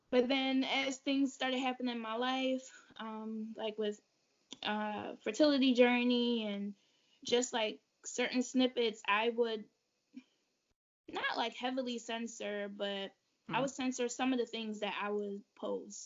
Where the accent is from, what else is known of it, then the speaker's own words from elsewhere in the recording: Jamaica; moved away; I was a child that was raised like barefoot, like I'm from Jamaica in the country, so we used to be outside barefoot